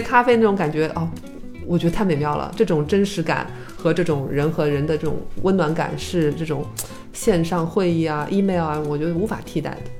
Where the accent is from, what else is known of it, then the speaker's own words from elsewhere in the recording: China; also born or lived in Shanghai; 我是中国人